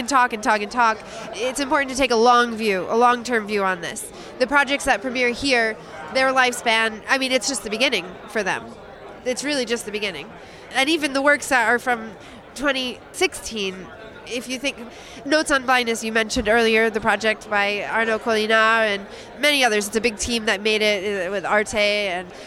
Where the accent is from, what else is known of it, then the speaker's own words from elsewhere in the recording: United States; as an American